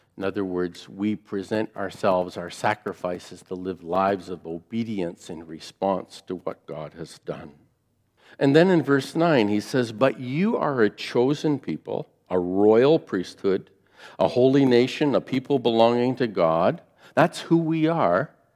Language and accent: English; near Fort Erie, Ontario, Canada; I grew up near Fort Erie, and so I grew up on American television.